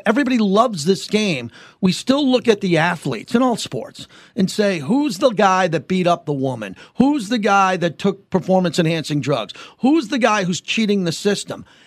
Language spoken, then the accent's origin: English; Long Island, New York, United States; I grew up in Long Island